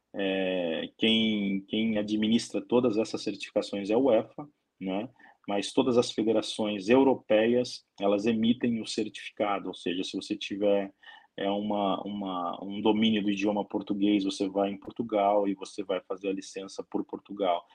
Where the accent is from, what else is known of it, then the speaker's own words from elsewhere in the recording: Brazil; moved away as an adult; now in Ukraine; eu não sou europeu, sou brasileiro, estou 15 anos morando na Ucrânia